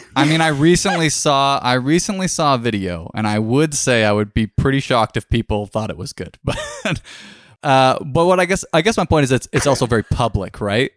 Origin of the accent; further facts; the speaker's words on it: Orangeville, Ontario, Canada; booked it in my hometown in Orangeville area.